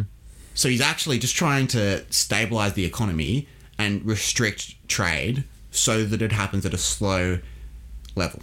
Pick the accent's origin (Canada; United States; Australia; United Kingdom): Australia; as an Australian